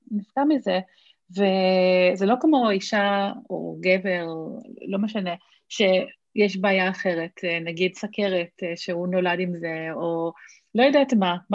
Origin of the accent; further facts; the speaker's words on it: Australia; now in Israel; אני, כאילו, מכיוון שגדלתי באוסטרליה וכאילו זה התרבות שלי, הייתי ממש בשוק